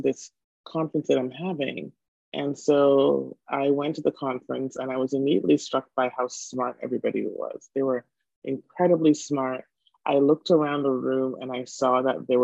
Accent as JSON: {"language": "English", "country": "Jamaica", "moved": "yes", "lives_now": "Toronto, Canada", "said": "I'm Jamaican."}